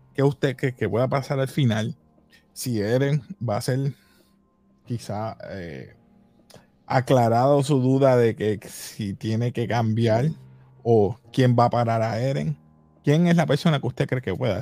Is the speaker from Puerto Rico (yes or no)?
yes; Puerto Rico; somos puertorriqueños